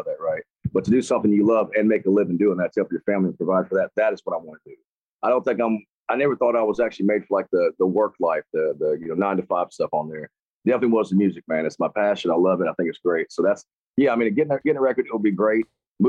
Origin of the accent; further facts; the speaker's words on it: Tupelo, Mississippi, United States; also born or lived in Chattanooga, Tennessee; I was born in Chattanooga, Tennessee, but lived in Tupelo, Mississippi my whole life. Still live there to this day